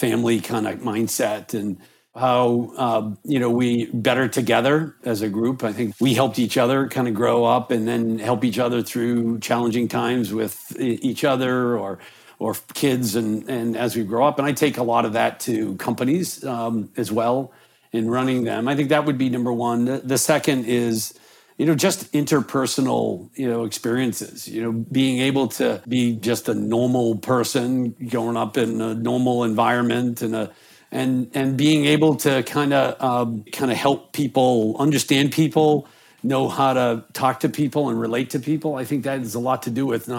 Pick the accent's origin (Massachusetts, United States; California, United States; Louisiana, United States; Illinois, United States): Massachusetts, United States; North Attleboro; I grew up in a town kind of in between Boston and Providence called North Attleboro